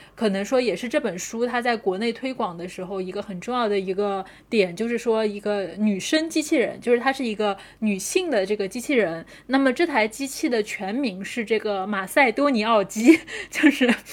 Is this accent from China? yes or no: yes; China; 因为我们是中国人嘛